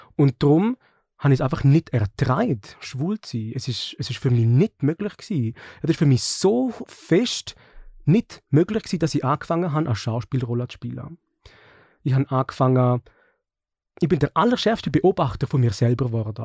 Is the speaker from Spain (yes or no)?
no; Switzerland; bei den Schweizer und Schweizerinnen, wo ich aufgewachsen bin